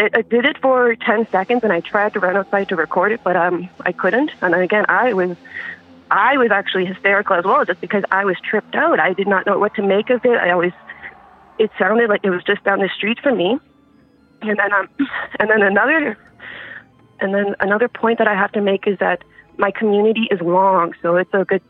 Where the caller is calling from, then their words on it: Thompson, Manitoba, Canada; I'm calling from northern Manitoba.